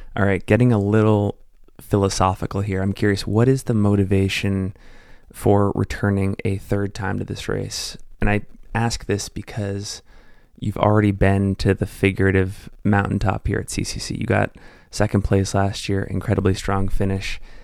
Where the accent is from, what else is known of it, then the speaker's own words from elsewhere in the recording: Salt Lake City, Utah, United States; based here in my hometown of Salt Lake City, Utah.